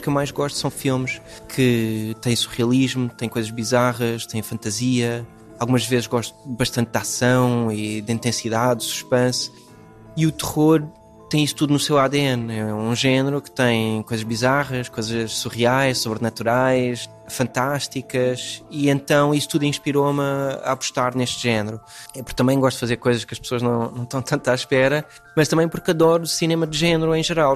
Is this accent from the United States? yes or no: yes; United States; first language English; Portuguese is a second language; moved away; Eu cresci nos Estados Unidos, eh, a minha língua principal eh, é inglês, apesar de ter família portuguesa e raízes entre as montes